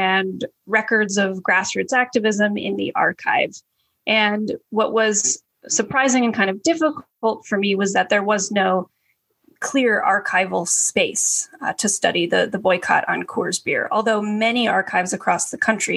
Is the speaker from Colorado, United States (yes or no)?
yes; Colorado, United States; I grew up in Colorado